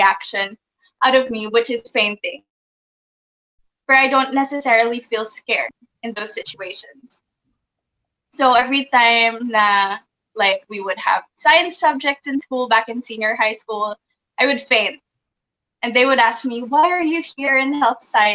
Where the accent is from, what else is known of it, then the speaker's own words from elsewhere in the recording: Philippines; I was born and raised in the Philippines